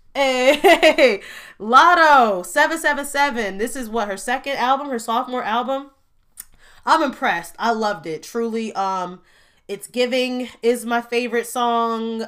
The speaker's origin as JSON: {"language": "English", "town": "Gary", "region": "Indiana", "country": "United States", "said": "I'm from Gary, Indiana"}